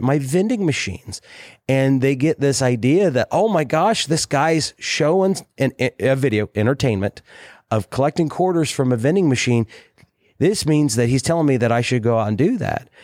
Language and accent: English; Southern Ohio, United States; everybody I grew up with in Southern Ohio